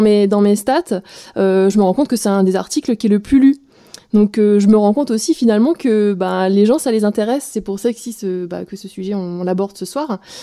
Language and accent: French; Alsace, Grand Est, France; now in Roubaix, France; je suis alsacienne, exilée dans le Nord sur Roubaix